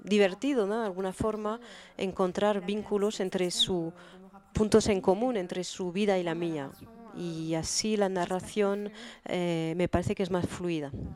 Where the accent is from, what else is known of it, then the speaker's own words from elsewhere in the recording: Beirut, Beirut Governorate, Lebanon; first language French and Arabic; Spanish is a second language; moved away as an adult; now in Paris, France; Yo me crié en Beirut, pero aprendí el francés y el árabe al mismo tiempo, entonces tengo dos idiomas maternos y desde que vivo en Francia